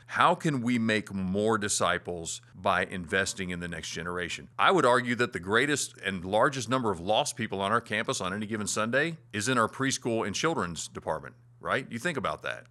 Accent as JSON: {"language": "English", "region": "Florida", "country": "United States", "tie": "born or raised there", "moved": "yes", "said": "back in my hometown in Florida"}